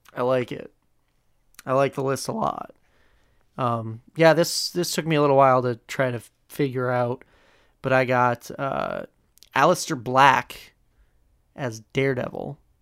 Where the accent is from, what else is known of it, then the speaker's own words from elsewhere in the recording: Scranton, Pennsylvania, United States; I'm from Scranton, so, like, having a show like the U S version of The Office take place literally, like, five minutes away from where I live